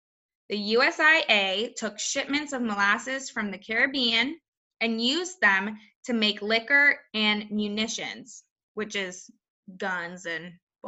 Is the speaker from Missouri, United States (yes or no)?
no; outside of Boston, Massachusetts, United States; growing up outside of Boston